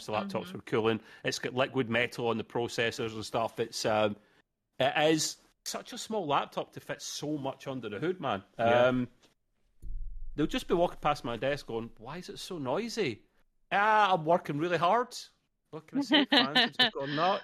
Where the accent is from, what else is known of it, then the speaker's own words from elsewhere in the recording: Scotland, United Kingdom; I'm the Scottish Dell boy.